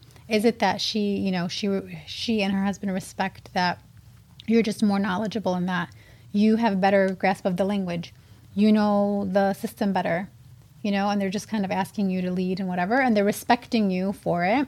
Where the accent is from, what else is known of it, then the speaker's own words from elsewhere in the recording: South End, Michigan, United States; I grew up in the South End, which is very similar to Hamtramck back then